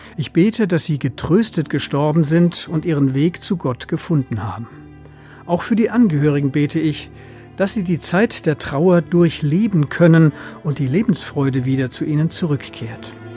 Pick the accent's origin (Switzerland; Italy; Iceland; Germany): Germany; Bei uns in Deutschland